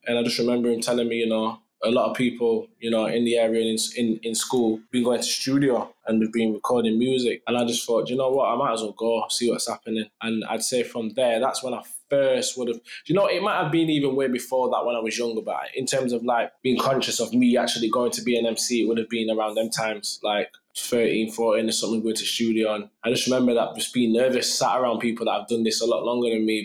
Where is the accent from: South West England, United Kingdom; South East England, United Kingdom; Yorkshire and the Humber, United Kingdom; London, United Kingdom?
Yorkshire and the Humber, United Kingdom; Sheffield; in my city